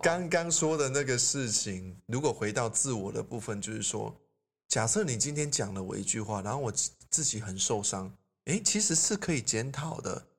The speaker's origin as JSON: {"language": "Chinese", "country": "Taiwan", "said": "我们台湾人"}